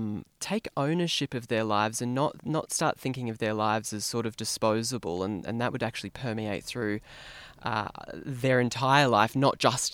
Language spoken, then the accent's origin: English; New South Wales, Australia; I'm from New South Wales